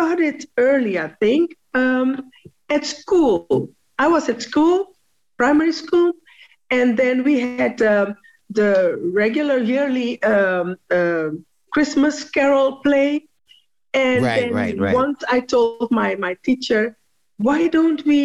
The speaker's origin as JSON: {"language": "English", "town": "Amsterdam", "region": "North Holland", "country": "Netherlands", "tie": "born or raised there", "also_born_or_lived": "Suriname", "said": "I was born in Suriname, came to Holland with my grandmother because I was raised by my grandmother."}